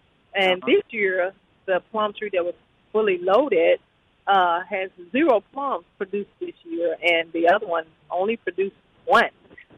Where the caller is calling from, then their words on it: Fayette, Mississippi, United States; Fayette, Mississippi.